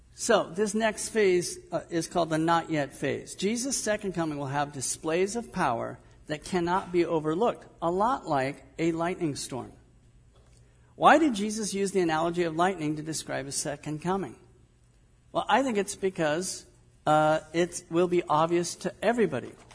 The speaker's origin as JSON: {"language": "English", "region": "Southern California", "country": "United States", "tie": "born or raised there", "also_born_or_lived": "Midwest", "moved": "yes", "said": "I grew up in Southern California"}